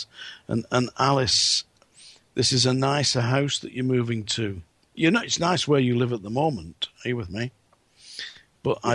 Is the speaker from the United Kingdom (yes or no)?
yes; England, United Kingdom; Me being English